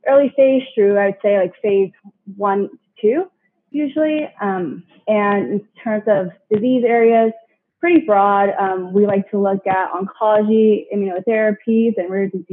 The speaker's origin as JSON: {"language": "English", "area": "San Francisco Bay Area", "region": "California", "country": "United States", "tie": "born or raised there", "said": "I grew up in the San Francisco Bay Area"}